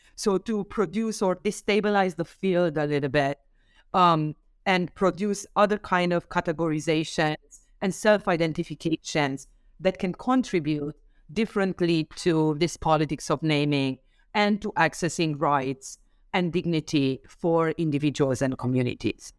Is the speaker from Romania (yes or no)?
yes; Romania; now in New York, United States; I came from Romania originally and right now I'm based in, um, New York